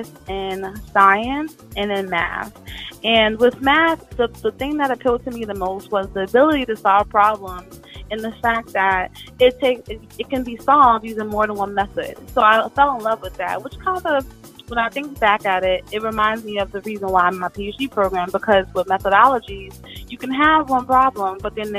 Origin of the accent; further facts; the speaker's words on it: New York City, New York, United States; also born or lived in Brooklyn / Yonkers; I was born in the Bronx, raised in the Bronx.